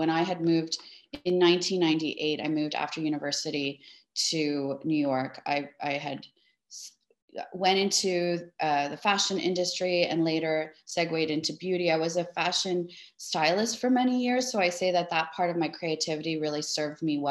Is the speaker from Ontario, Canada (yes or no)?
yes; Toronto, Ontario, Canada; now in Miami, United States; am born and raised in Toronto. Both my parents are of Greek descent.